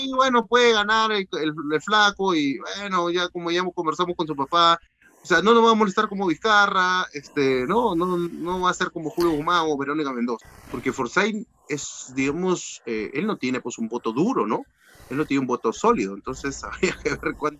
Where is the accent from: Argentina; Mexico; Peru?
Peru; Piura; yo soy de Piura